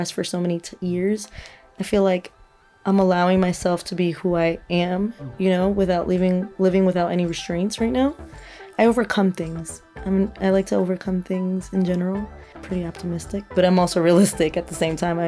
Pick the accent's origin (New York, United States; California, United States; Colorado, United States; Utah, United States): New York, United States; New York City; moved away as an adult; now in Madrid, Spain; I'm from Brooklyn.